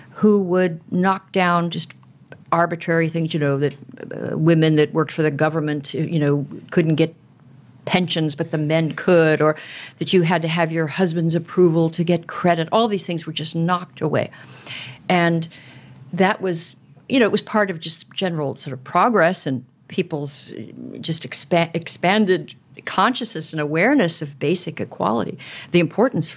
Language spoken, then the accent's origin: English; Southern California, United States; as a young woman growing up in Southern California